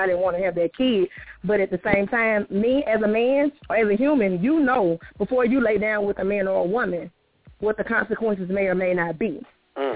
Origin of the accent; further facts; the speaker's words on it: Mississippi, United States; I'm from Mississippi